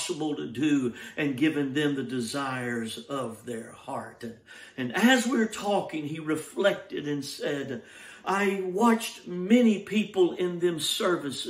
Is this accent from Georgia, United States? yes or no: yes; Georgia, United States; moved away; my home state of Georgia